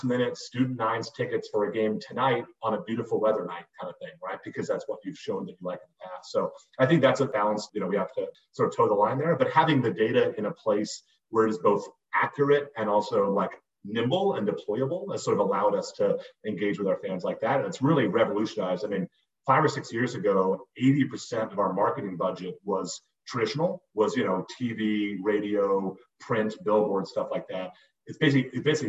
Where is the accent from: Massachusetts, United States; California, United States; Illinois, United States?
Massachusetts, United States; Boston; I grew up in Boston